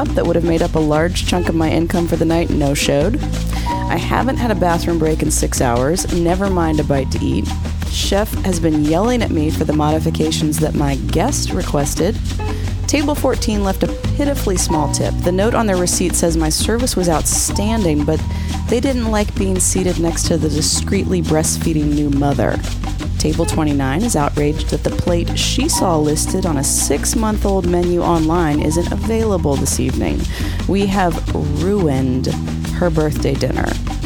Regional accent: Craig County, Virginia, United States; now in Asheville, United States; I'm originally from Craig County, Virginia

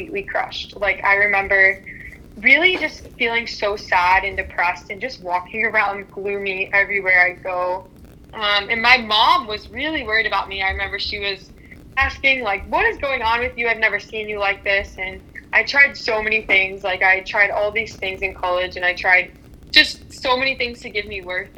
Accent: Pittsburgh, Pennsylvania, United States; moved away as an adult; also born or lived in Cleveland, Ohio; I grew up in Pittsburgh, Pennsylvania, a little north of the city.

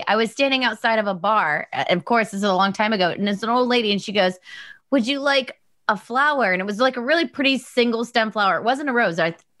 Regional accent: New York, United States; I'm a New Yorker.

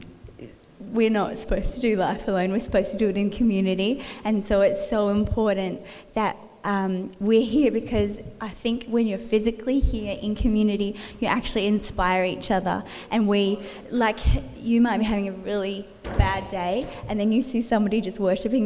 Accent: Western Australia, Australia; moved away as an adult; also born or lived in Sydney; now in Coffs Harbour, Australia; I'm originally from Western Australia, and then 10 years ago moved to Sydney

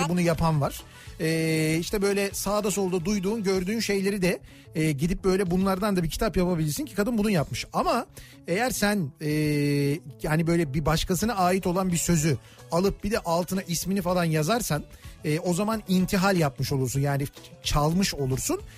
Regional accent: Istanbul, Turkey; ahşap bir evde doğdum büyüdüm ben. Benim çocukluğumda Koca Mustafa Paşa'da evlerin çoğunluğu

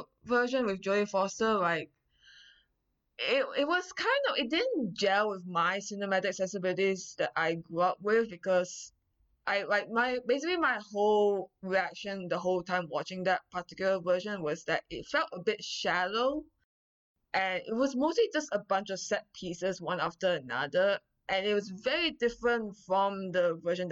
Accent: Malaysia; moved away as an adult; now in Vancouver, Canada; I'm from Malaysia, currently in Vancouver majoring in history at UBC

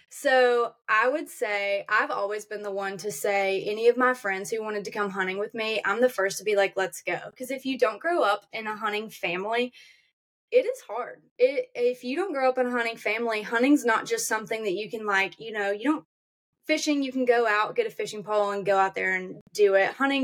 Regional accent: Auburn, United States; I'm from Auburn. This is what I do.

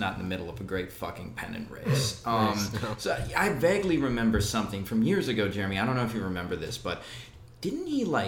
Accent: Milwaukee, Wisconsin, United States; Milwaukee, my hometown

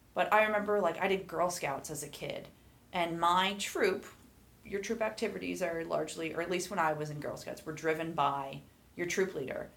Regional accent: Lehigh Valley, eastern Pennsylvania, United States; also born or lived in Maine / Idaho; now in Boise, United States; growing up in the Lehigh Valley, which is in eastern Pennsylvania.

